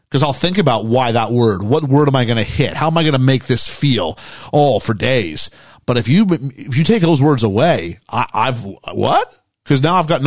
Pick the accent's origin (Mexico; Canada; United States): Canada; now in United Kingdom; I'm Canadian